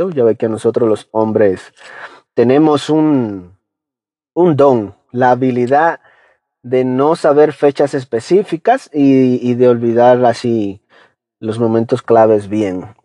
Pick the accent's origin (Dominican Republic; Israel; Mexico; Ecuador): Dominican Republic; accent: Dominican; yo hablo dominicano lo más que puedo de de mantener mi acento, ahí lo mantengo.